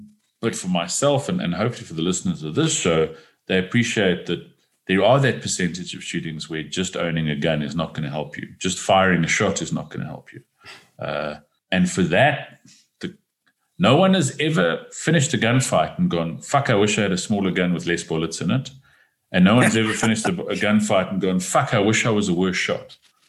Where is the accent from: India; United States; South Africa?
South Africa; I don't need to learn how to shoot a pistol because I'm a South African man.